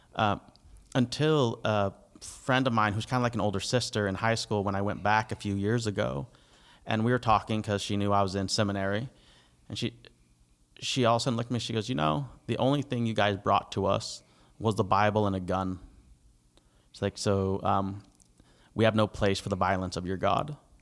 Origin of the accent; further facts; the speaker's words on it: United States; now in Canada; I'm the American